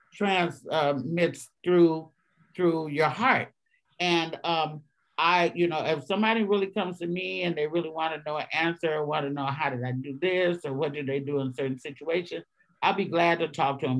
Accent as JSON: {"language": "English", "area": "Bay Area", "region": "California", "country": "United States", "tie": "born or raised there", "also_born_or_lived": "Arkansas", "said": "I was born in Arkansas. I was raised in the Bay Area, but I was born in Arkansas."}